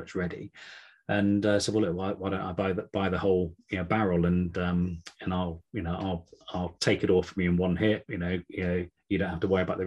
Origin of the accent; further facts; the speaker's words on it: Gloucestershire, South West England, United Kingdom; now in Cornwall, United Kingdom; I'm from Gloucestershire originally